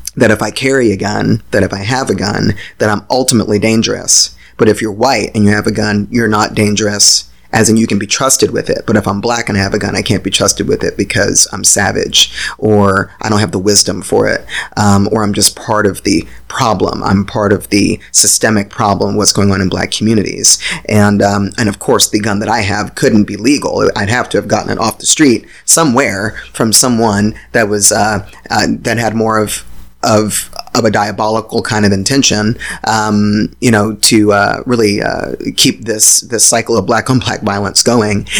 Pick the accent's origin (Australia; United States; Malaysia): United States; Virginia; I grew up in Virginia. I grew up in the country of Virginia